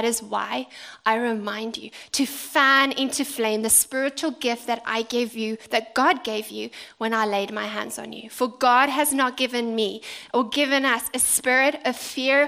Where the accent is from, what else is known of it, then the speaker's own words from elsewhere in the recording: South Africa; now in United Kingdom; As a South African